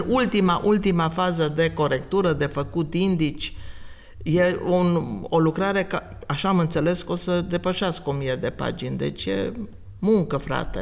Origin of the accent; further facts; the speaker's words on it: Oradea, Bihor County, Romania; now in Timișoara, Romania; eu sunt din Oradea, da, am secole, era să zic, de ședere în Timișoara